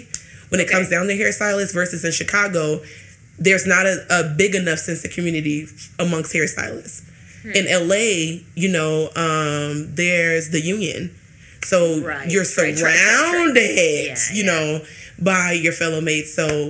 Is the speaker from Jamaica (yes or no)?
yes; Jamaica; I hate to say this arrogantly, but I'm a Jamaican woman.